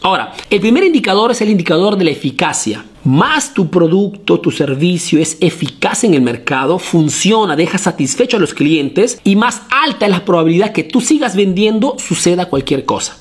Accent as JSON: {"language": "Spanish", "country": "Peru", "moved": "yes", "lives_now": "Italy", "said": "soy un emprendedor peruano que vive y hace negocios aquí en Italia"}